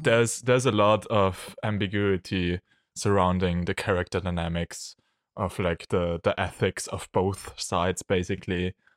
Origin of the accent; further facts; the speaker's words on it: Austria; from Austria